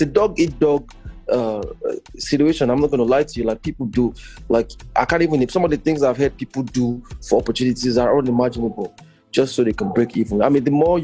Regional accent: Nigeria; now in Toronto, Canada; Before I came back to Nigeria from Toronto

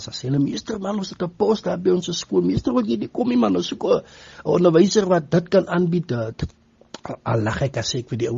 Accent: Postmasburg, Northern Cape, South Africa; van Posmasburg in die Noord-Kaap.

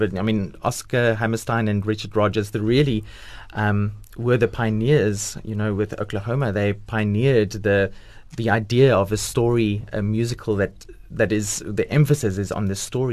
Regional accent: Port Elizabeth, Eastern Cape, South Africa; I'm originally from Port Elizabeth.

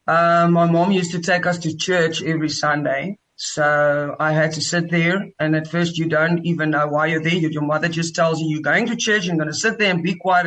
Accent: Cape Town, Western Cape, South Africa; I grew up in Cape Town, in Tukai, Muizenberg

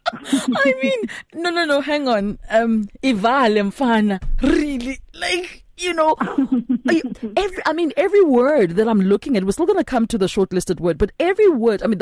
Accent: South Africa; I'm South African.

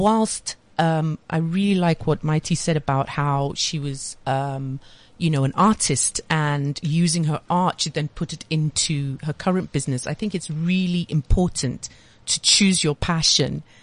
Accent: Nigeria; also born or lived in London, United Kingdom; now in South Africa; I'm half Nigerian and I'd spent my formative years in Nigeria secondary school.

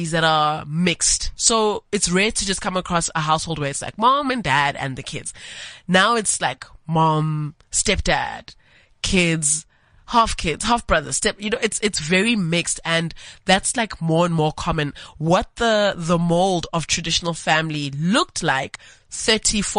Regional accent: Johannesburg, Gauteng, South Africa; born and raised in Johannesburg, just like me.

